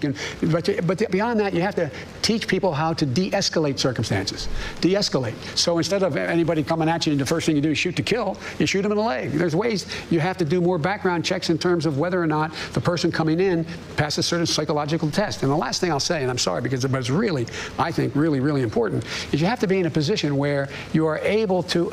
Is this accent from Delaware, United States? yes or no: yes; Claymont, Delaware, United States; also born or lived in Scranton, Pennsylvania; the neighborhood I grew up in Claymont